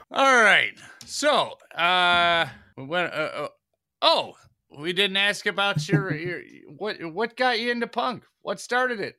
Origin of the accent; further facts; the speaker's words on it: Detroit, Michigan, United States; I'm Detroit, Michigan